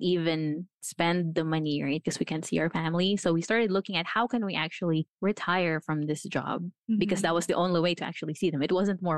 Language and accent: English; Philippines; also born or lived in New Zealand; now in Florida, United States; I was born in the Philippines.